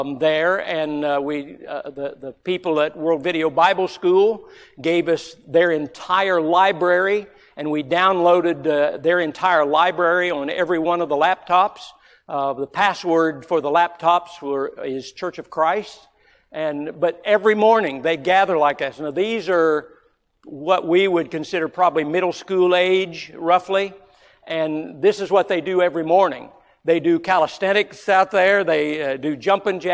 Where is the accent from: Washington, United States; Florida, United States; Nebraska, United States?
Florida, United States; growing up in Florida